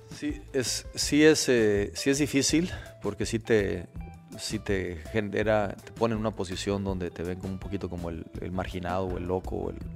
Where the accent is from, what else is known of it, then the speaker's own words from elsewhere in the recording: Mexico; como buen mexicano